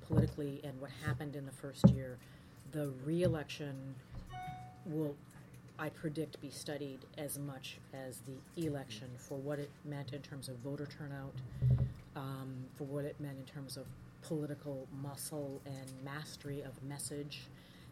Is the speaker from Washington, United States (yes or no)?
no; Minnesota, United States; I'm from Minnesota. My father's from Birmingham